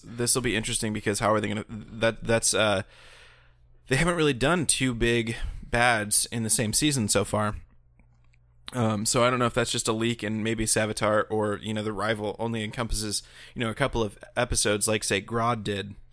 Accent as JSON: {"language": "English", "country": "United States", "said": "as an American"}